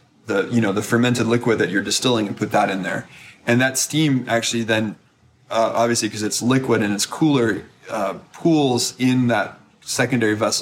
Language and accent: English; United States; as an American